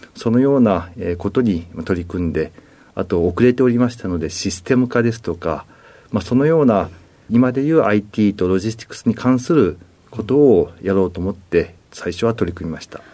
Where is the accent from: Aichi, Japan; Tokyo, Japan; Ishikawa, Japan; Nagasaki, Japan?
Aichi, Japan; Nagoya; moved away as an adult; 名古屋市で、ずっと、えー、名古屋で18歳までおりました。